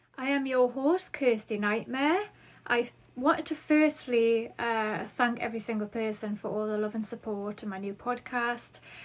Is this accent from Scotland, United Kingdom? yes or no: no; Newcastle upon Tyne, North East England, United Kingdom; accent: Geordie; I live in Newcastle upon Tyne in the northeast of England, in case you are unfamiliar. So, you may catch on to my Geordie accent. So, Yes, I do have the Geordie accent